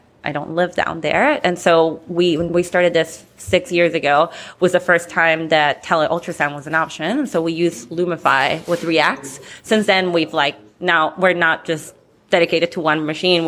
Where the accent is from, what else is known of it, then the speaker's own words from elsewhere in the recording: Peru; now in Minneapolis, United States; I'm Peruvian, so not from the north.